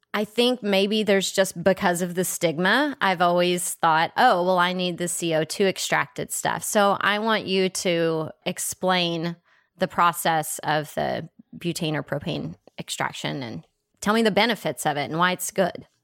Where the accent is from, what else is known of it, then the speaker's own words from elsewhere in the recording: Texas, United States; I'm from Texas